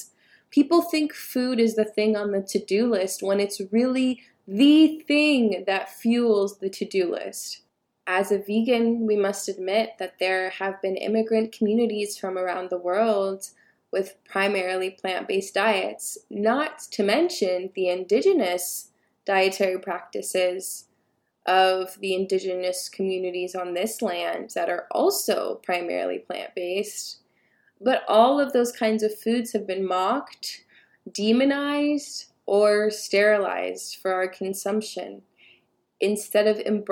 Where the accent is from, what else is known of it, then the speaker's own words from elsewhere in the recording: United States; I'm first generation Ethiopian American